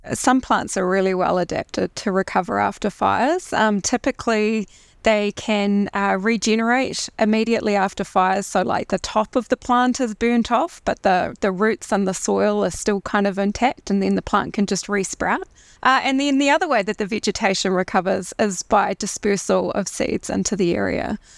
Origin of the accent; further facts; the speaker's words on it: Christchurch, Canterbury, New Zealand; So I'm from Christchurch. I grew up in Christchurch originally